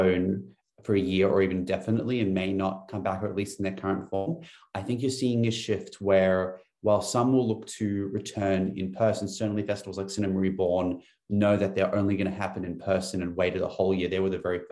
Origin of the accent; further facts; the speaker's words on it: Newcastle, New South Wales, Australia; now in Sydney, Australia; I'm from Newcastle.